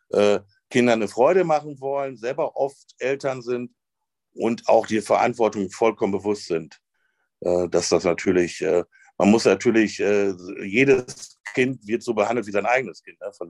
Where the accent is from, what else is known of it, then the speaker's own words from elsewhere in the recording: North Rhine-Westphalia, Germany; ich komme aus dem Münsterland